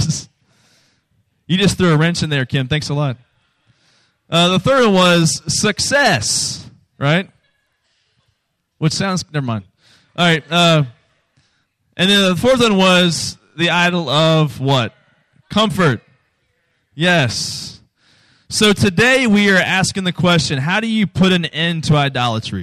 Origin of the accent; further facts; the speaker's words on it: Virginia, United States; Virginia, where I'm from